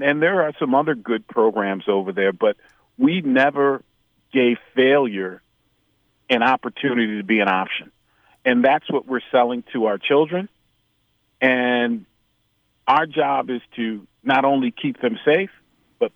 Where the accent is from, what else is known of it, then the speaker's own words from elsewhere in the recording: Chicago, Illinois, United States; also born or lived in Houston; we're both from Chicago